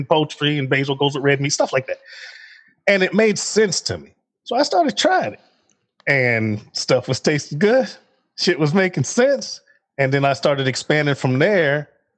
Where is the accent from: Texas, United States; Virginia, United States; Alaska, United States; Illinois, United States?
Illinois, United States; Chicago; moved away as an adult; also born or lived in Fort Bragg, North Carolina; I'm from Chicago.